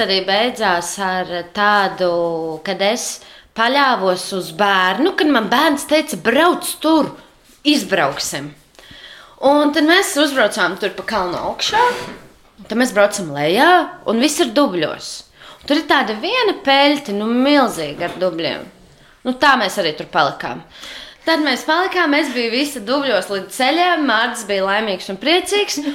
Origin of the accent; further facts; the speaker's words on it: Jūrmala, Latvia; also born or lived in Riga / Jelgava; now in Sigulda, Latvia; es esmu ienācēja oriģināli no Jūrmalas, pēc tam no Rīgas. Uh, un tagad jau no Siguldas